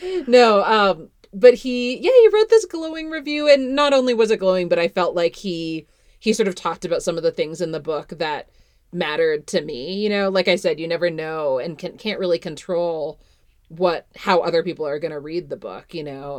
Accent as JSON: {"language": "English", "country": "Canada", "tie": "born or raised there", "moved": "yes", "lives_now": "Fort Collins, United States", "said": "I grew up in Canada"}